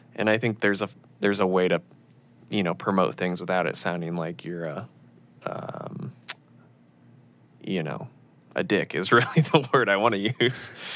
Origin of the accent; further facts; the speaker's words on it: Illinois, United States; moved away; I was raised in Illinois, uh, in a very middle class town